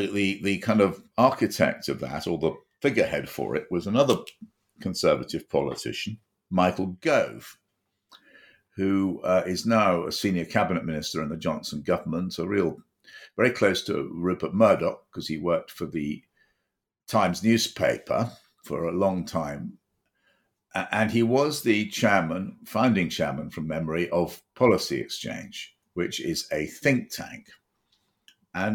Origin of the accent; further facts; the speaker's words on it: United Kingdom; as a British citizen, as I set out at the beginning of this chat, as a conservative British citizen